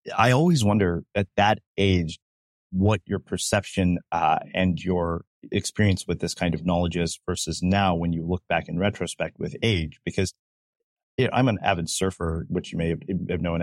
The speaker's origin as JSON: {"language": "English", "region": "South India", "country": "India", "said": "we're from South India"}